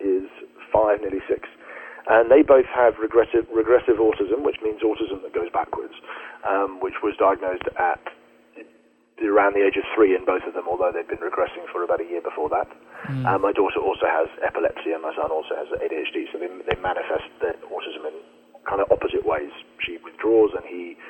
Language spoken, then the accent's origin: English; United Kingdom; We're British